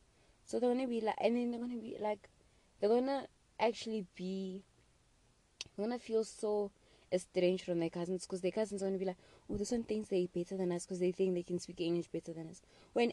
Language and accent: English; South Africa; As a South African